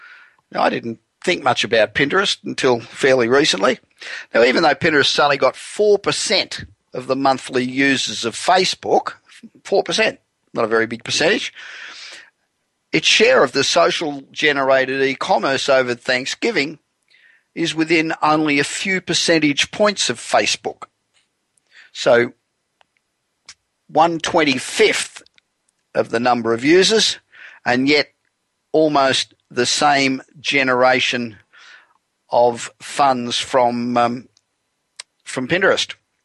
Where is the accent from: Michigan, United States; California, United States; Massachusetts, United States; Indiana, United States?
California, United States; Los Angeles; And I'm broadcasting from my hometown of Los Angeles, where it is cold.